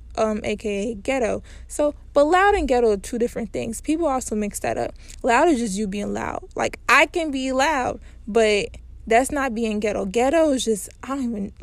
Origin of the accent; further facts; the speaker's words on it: Cincinnati, Ohio, United States; I grew up in Cincinnati